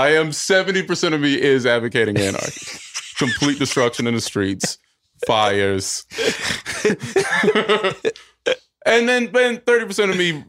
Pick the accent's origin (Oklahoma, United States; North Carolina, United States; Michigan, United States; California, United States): North Carolina, United States; North Carolina.